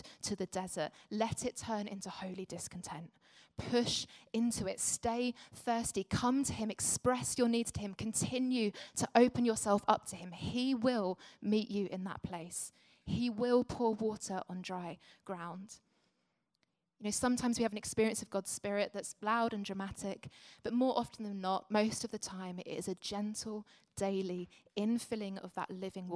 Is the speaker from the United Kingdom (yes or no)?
yes; Essex, East of England, United Kingdom; now in London, United Kingdom; I grew up in Essex and now lived in London.